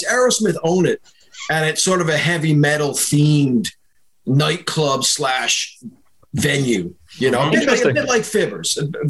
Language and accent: English; Boston, Massachusetts, United States; moved away as an adult; now in Dublin, Ireland; Well, I'm a Boston boy, so kind of born and raised in the States, which you could probably tell. Most people just assume I'm an American, and they're right. But I moved here in 97, so it'll be 24 years in August.